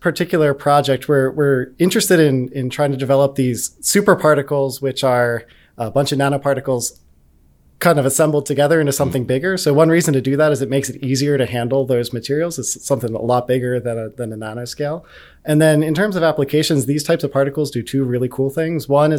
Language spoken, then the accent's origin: English; Pennsylvania, United States